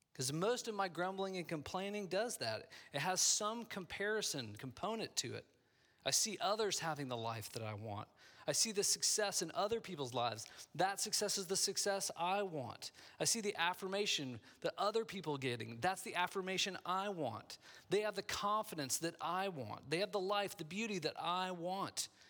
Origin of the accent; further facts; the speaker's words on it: Midwest, United States; moved away; I grew up in the Midwest